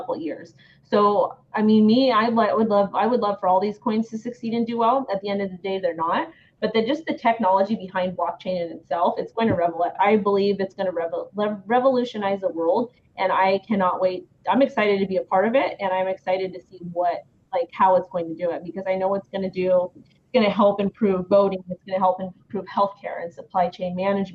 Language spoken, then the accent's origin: English; United States; I'm an American, and I'm in the United States